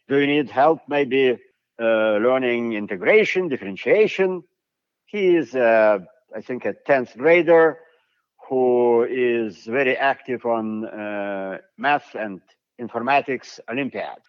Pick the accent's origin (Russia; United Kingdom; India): Russia; Siberia; now in United States; I am from Siberia